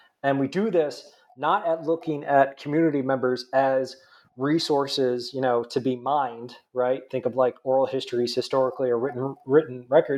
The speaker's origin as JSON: {"language": "English", "region": "New Jersey", "country": "United States", "accent": "nasally", "said": "So I'm originally from New Jersey, if you can't tell by my nasally accent."}